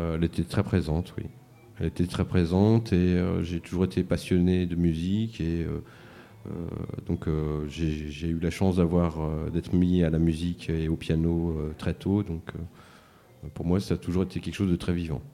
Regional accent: Mantes-la-Jolie, Île-de-France, France; also born or lived in Paris; now in Saint-Denis, France; Mantes-la-Jolie. Et puis rapidement, très rapidement sur Paris pendant assez longtemps. Et Saint-Denis depuis 9 ans maintenant

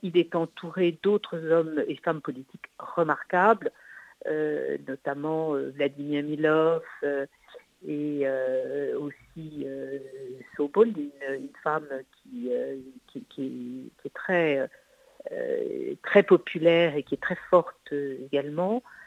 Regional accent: France; chez nous en France

